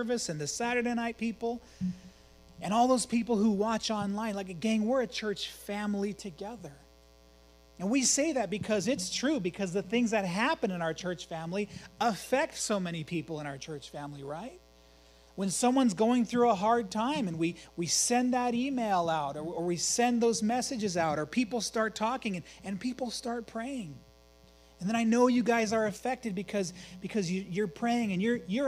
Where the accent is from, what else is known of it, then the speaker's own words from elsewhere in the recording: Emmett, United States; I grew up in Emmett